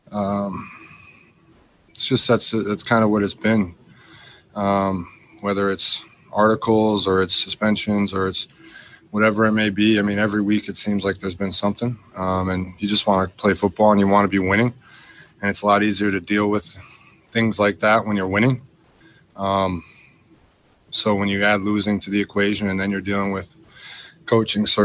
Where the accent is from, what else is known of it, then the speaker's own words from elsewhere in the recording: Wisconsin, United States; now in Texas, United States; I'm from Wisconsin